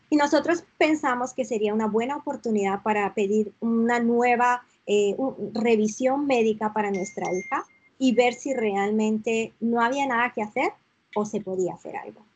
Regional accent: San Sebastián, Basque Country, Spain; moved away as an adult; also born or lived in León; now in Toronto, Canada; realmente nací en León, pero pues muy, muy pequeñita me fui a vivir a San Sebastián.

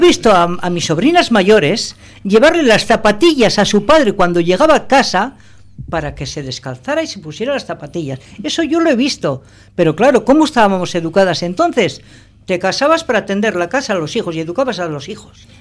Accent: Bilbao, Basque Country, Spain; now in Portugalete, Spain; yo no soy de Portugalete, ah. yo soy de Bilbao. Yo en Portugalete llevo viviendo 21, 22 años

